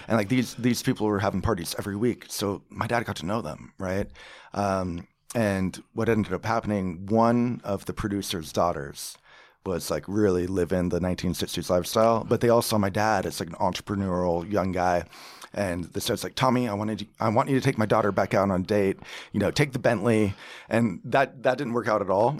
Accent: Rancho Palos Verdes, California, United States; accent: California; also born or lived in Washington, D.C. / Australia; I grew up down in the Merrill Less neighborhood, uh, perched above, uh, San Pedro and Long Beach

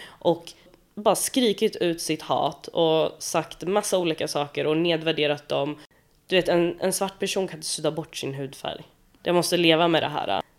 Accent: Sweden; jag är ju född i Sverige

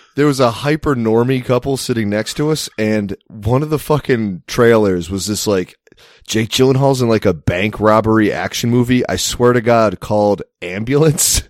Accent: United States; I am an American

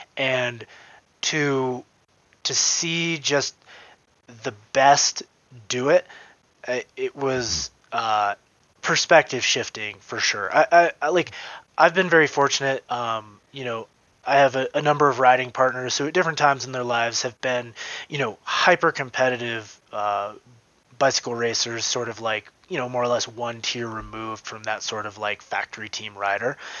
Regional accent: Vermont, United States; moved away; I'm from Vermont. I got to go home to Vermont in October.

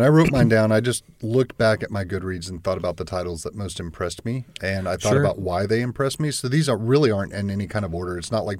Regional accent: the South, United States; I was born in the South. I've grown up in the South. Yeah. I've lived in the South all my life.

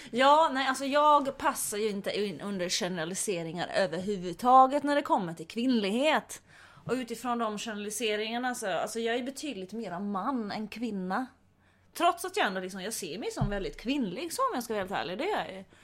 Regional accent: Finland; Men eh, jo tack, jag har varit hemma i Finland Finland och slåtts med mina brorsor.

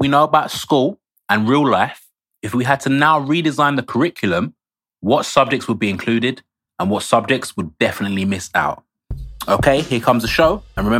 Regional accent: Essex, East of England, United Kingdom; I'm from Essex.

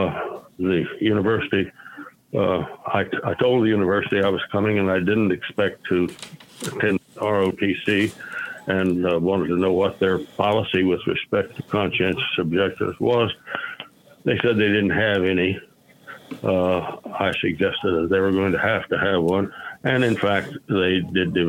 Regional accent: Tulsa, Oklahoma, United States; also born or lived in Chickasha, Oklahoma / Norman, Oklahoma; I was born in Tulsa, Oklahoma

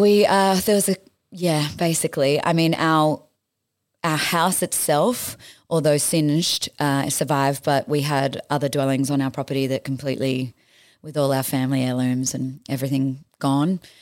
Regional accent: Batemans Bay, New South Wales, Australia; moved away as an adult; I escaped home to my hometown of Batemans Bay

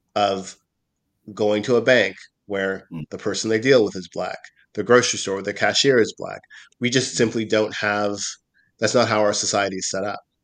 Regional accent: Nova Scotia, Canada; when I was growing up in Nova Scotia

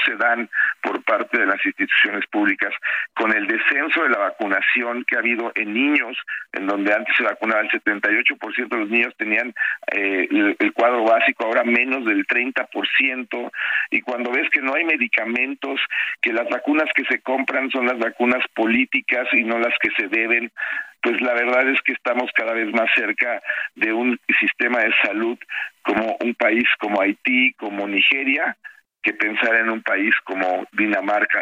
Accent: Mexico; soy mexicano y quiero a mi país

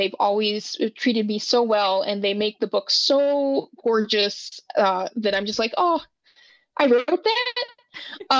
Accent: Wyoming, United States; I grew up in Wyoming, and I'm glad to be back

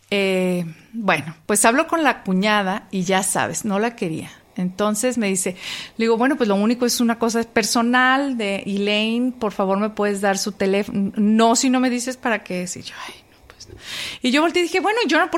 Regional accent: Mexico; no, saben, que crecí

